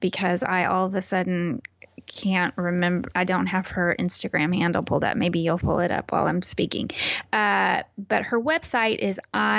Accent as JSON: {"language": "English", "area": "near Houston", "region": "Texas", "country": "United States", "tie": "born or raised there", "said": "That's where I was born in downtown Houston, but I moved to my hometown. I think my parents moved there when I was a week old. And so I lived there until I graduated from high school and went to college."}